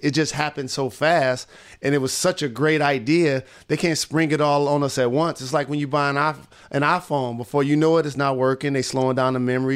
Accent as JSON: {"language": "English", "town": "Detroit", "region": "Michigan", "country": "United States", "tie": "born or raised there", "said": "my hometown"}